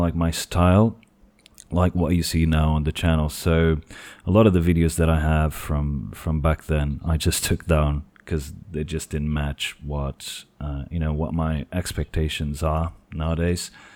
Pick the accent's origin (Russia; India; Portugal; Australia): Portugal; English is a second language; I am from Portugal